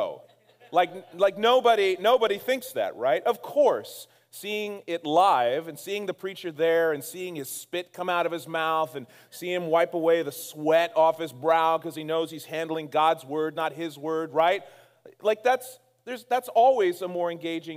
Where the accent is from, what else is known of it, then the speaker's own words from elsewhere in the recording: Castro Valley, California, United States; My wife and I were born and raised in Castro Valley